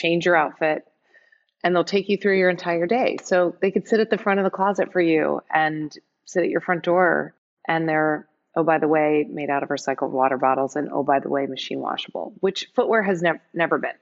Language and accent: English; San Francisco, California, United States; I'm from San Francisco, I live in San Francisco